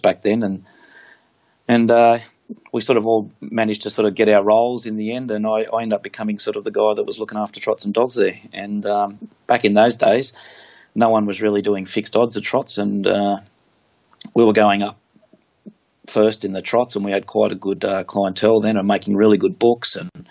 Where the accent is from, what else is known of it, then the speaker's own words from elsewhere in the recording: Central Coast, New South Wales, Australia; moved away as an adult; also born or lived in Darwin / Wollongong; I was from Central Coast, just an hour north of Sydney